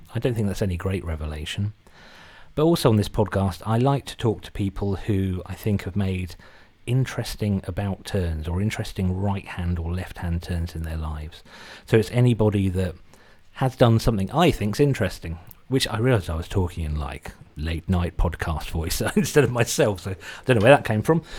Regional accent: Suffolk, East of England, United Kingdom; accent: Suffolk English; also born or lived in Britain; doesn't have a Suffolk English accent like I do.

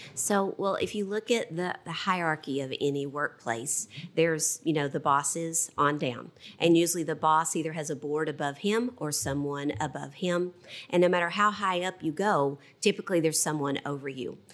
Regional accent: Southwest Virginia, United States; I was brought up in Southwest Virginia.

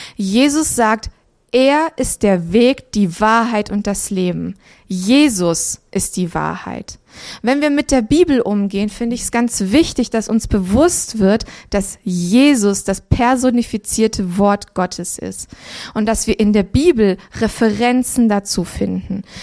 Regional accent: Transylvania, Romania; moved away; wir sind in Transsilvanien geboren

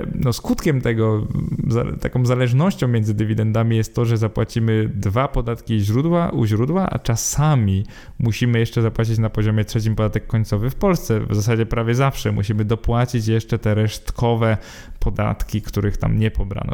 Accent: Poland; bo jesteśmy Polakami

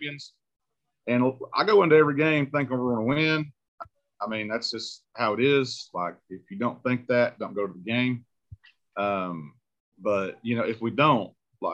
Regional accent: Mascot, Tennessee, United States; I'm from Mascot

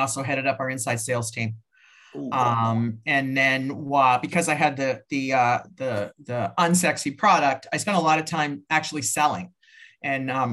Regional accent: Massachusetts, United States; I'm from Massachusetts, and we're known as Massholes

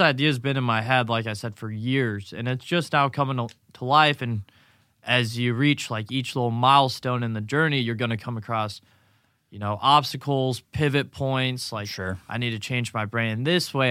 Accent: Grayslake, Illinois, United States; moved away as an adult; now in Naples, United States; Grays Lake, Illinois, just north of Chicago, between Milwaukee

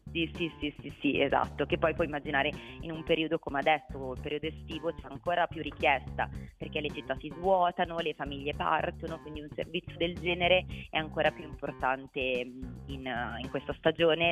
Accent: Milan, Lombardy, Italy; sia io che Baccio siamo milanesi

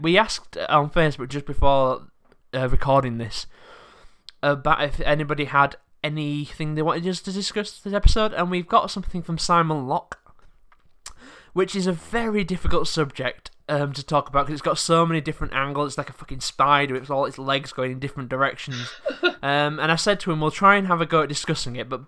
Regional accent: England, United Kingdom; I'm a British person I've been abroad, but I've lived in England all my life

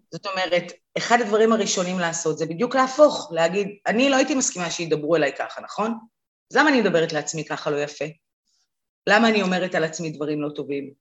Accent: Israel; אנחנו בכלל מדינה שבאה מעולם של הישרדות. תחשבי, רוב ההורים שלנו עלו מאיפשהו

